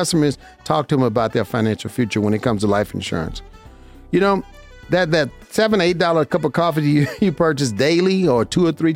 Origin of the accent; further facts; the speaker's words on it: Las Vegas, Nevada, United States; I'm from Vegas